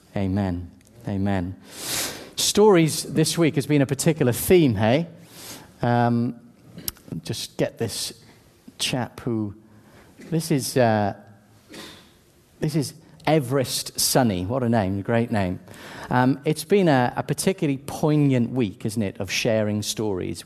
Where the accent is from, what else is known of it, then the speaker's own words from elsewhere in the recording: South Wales, United Kingdom; I grew up in South Wales, sunny South Wales, one of the best nations on earth